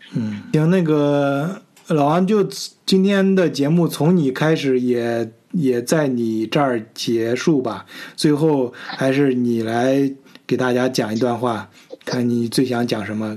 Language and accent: Chinese; China; moved away; 为身为一个中国人而感觉到自豪